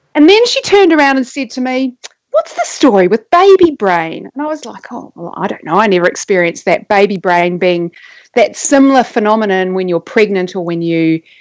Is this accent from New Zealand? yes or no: yes; New Zealand; now in Australia; I may be living in Australia now, but I grew up in New Zealand, which is where my accent comes from